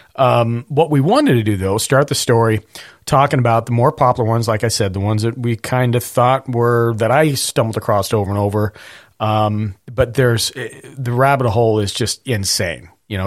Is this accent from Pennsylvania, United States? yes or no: no; Montana, United States; I grew up with forest fires. I grew up in Montana